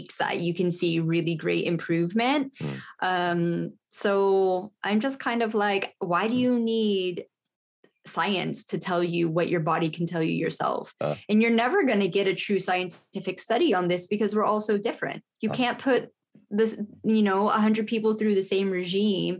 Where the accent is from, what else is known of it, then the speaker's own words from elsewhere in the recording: United States; also born or lived in United Kingdom; I'm American. I live in America